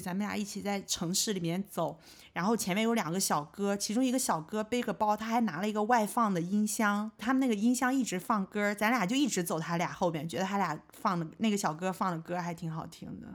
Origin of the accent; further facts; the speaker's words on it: China; 毕竟我也是这个文化里长大的人嘛